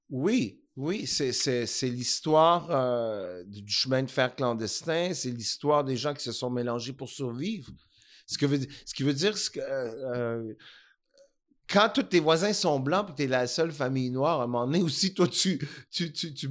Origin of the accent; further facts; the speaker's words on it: Montreal, Quebec, Canada; born there; je suis né à Montréal.